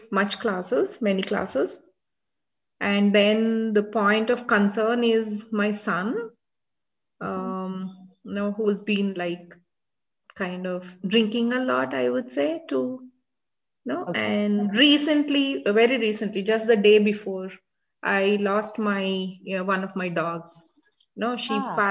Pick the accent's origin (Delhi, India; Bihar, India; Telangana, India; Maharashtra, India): Telangana, India; Hyderabad; I'm from India